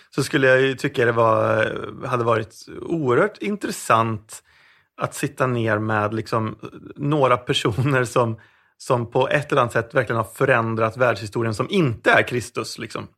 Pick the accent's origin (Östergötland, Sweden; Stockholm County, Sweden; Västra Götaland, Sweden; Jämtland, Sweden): Västra Götaland, Sweden; Vårgårda; also born or lived in Sundsvall; jag är egentligen född i Sundsvall men vi flyttade ner till eh, Vårgårda när jag var runt sex ah. Vårgårda som är alltså grannorten med Allingsås här.